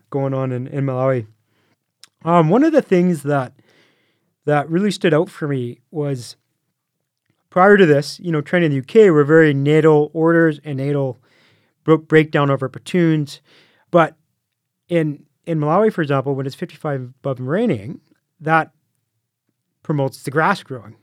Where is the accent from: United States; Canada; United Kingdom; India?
Canada; I'm from Canada